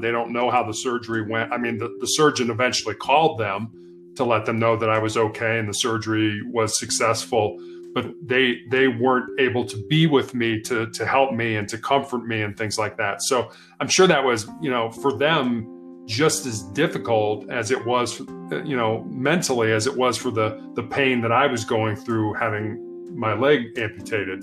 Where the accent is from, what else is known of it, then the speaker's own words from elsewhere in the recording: Chicago, Illinois, United States; I was born and raised in Chicago, Illinois